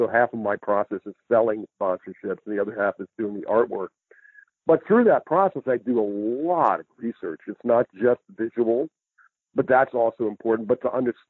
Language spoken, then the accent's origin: English; New York City, New York, United States; moved away as an adult; also born or lived in Boston; now in Santa Cruz, United States; I was born in New York City, born and raised in New York City, and I went to three art schools for a total of 6 years. I went to 1 year in New York City at the School of Visual Arts. Then I moved to Boston to go to art school